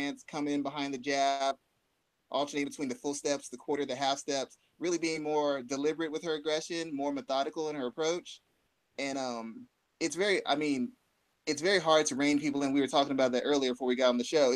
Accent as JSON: {"language": "English", "town": "San Antonio", "region": "Texas", "country": "United States", "said": "I'm from San Antonio, Texas, and Texas is big on boxing"}